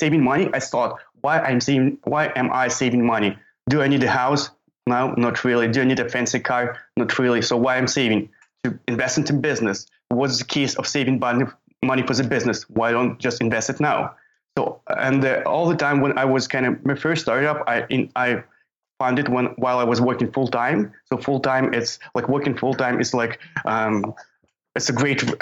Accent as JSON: {"language": "English", "country": "Ukraine", "said": "I'm from Ukraine"}